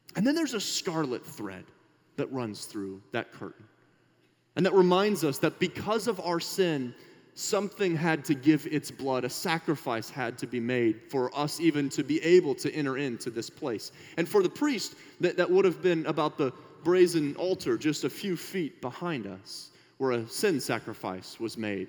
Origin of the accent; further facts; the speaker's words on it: Minnesota, United States; we're from Minnesota